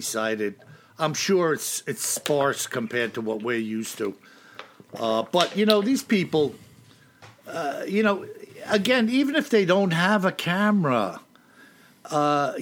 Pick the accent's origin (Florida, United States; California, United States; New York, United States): New York, United States; as a New Yorker